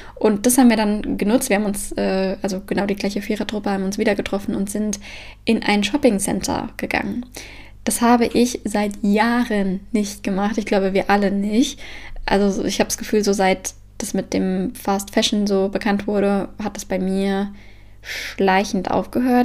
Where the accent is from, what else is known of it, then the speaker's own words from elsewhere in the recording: Frankfurt, Hesse, Germany; now in Copenhagen, Denmark; da, wo ich herkomme, also Frankfurt und Umgebung